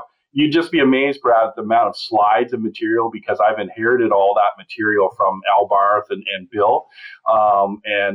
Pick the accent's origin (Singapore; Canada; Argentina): Canada; Annapolis Valley, Nova Scotia; moved away as an adult; also born or lived in Saskatchewan; now in Saskatoon, Canada; I'm originally from Eastern Canada, from a little tiny beef farm in the Annapolis Valley of Nova Scotia.